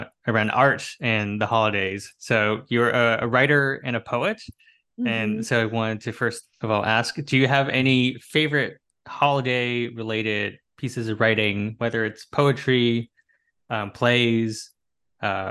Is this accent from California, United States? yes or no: yes; Bay Area, California, United States; moved away as an adult; also born or lived in East Coast; I grew up in the Bay Area, I grew up in California